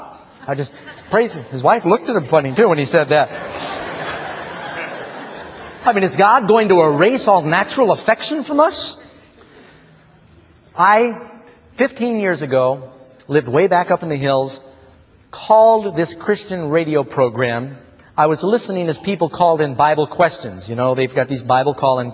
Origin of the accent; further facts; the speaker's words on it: New York City, New York, United States; I grew up in New York City.